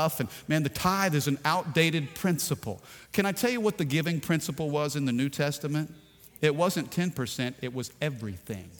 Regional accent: Baton Rouge, Louisiana, United States

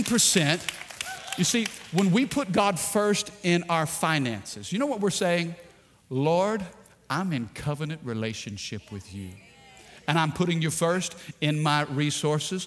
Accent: Baton Rouge, Louisiana, United States

